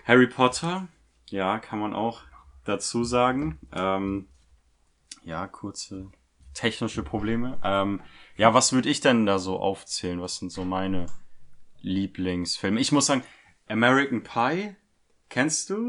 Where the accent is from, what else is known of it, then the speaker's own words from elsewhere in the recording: Germany; wir als Deutsche